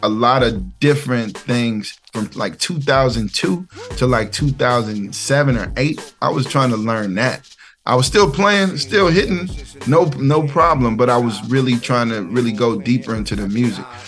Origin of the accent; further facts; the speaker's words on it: Ferguson, Missouri, United States; moved away as an adult; also born or lived in New York; I'm from the Show Me State. I'm from Missouri